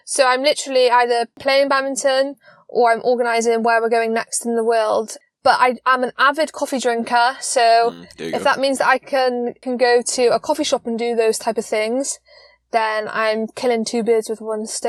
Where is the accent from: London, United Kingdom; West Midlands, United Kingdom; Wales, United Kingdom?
Wales, United Kingdom; moved away as an adult; now in Poland; Like you say, I'm from Wales, from the UK, and basically around COVID times, my coach was offered the job as Polish national coach. And I then therefore had to move to Poland.